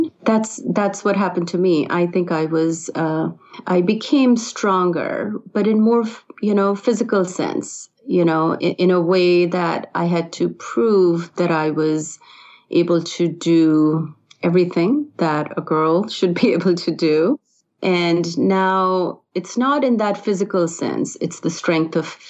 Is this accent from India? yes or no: yes; India; moved away as an adult; now in United States; I grew up in India, and I was exposed to yoga early on in school